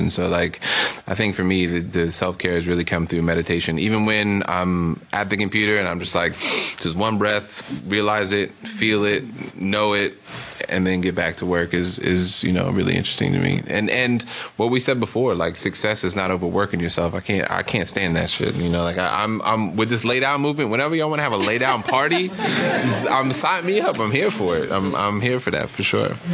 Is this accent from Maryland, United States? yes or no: yes; Maryland, United States; also born or lived in Brooklyn, New York; now in Oakland, United States; originally from Maryland. Lived in Brooklyn for ten years